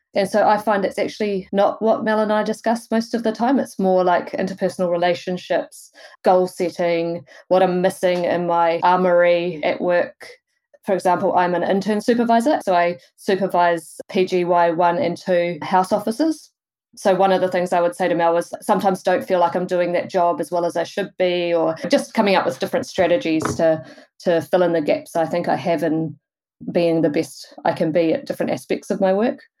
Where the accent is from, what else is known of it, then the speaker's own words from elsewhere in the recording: Wellington, New Zealand; moved away as an adult; also born or lived in Rotorua; now in Tauranga, New Zealand; I'm from Wellington originally